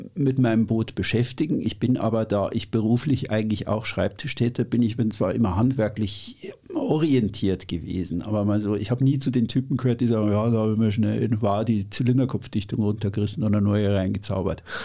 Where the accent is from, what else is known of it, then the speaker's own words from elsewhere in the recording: Munich, Bavaria, Germany; Ich bin in München aufgewachsen